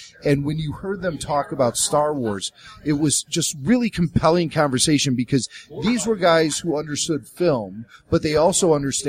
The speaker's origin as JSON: {"language": "English", "town": "Chicago", "region": "Illinois", "country": "United States", "tie": "born or raised there", "said": "I grew up in Chicago"}